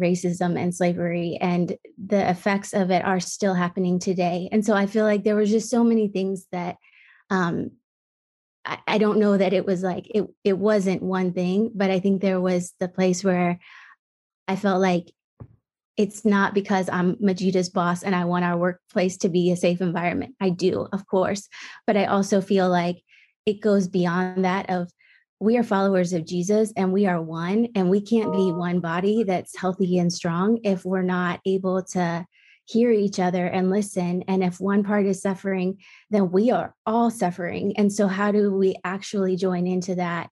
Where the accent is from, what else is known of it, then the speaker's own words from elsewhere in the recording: Midwest, United States; I grew up in the Midwest